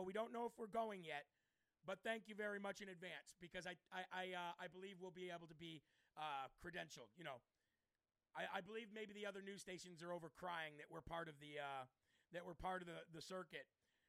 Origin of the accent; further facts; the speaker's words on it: Rapid City, South Dakota, United States; I grew up in Rapid City.